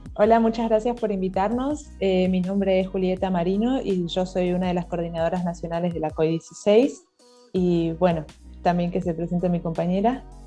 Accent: Argentina

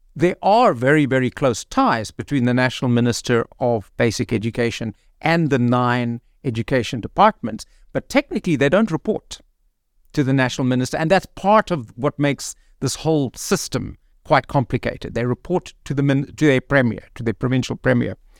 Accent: Cape Town, Western Cape, South Africa; moved away as an adult; also born or lived in Thohoyandou; now in Gauteng, South Africa; I'm born and, and grew up in Cape Town, but, uh, I've taught in Thoyandal and, um, and now I'm working in Gauteng.

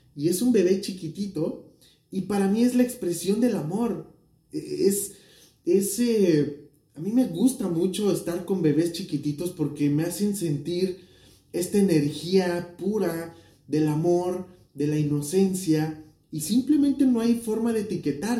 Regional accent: Mexico; México, de donde yo soy

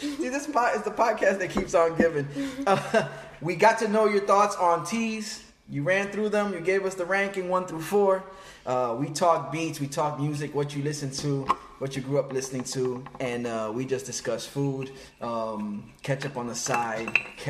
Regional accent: Boston, Massachusetts, United States; No, I'm from Boston.

